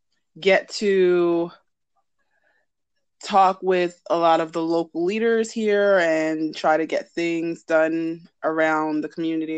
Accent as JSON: {"language": "English", "region": "New York", "country": "United States", "tie": "born or raised there", "said": "I grew up in New York. I'm New York born and bred."}